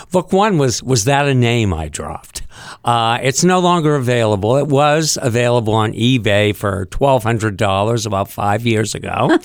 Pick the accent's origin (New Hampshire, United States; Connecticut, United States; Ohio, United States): New Hampshire, United States; Concord; moved away as an adult; also born or lived in Hollywood; growing up in Concord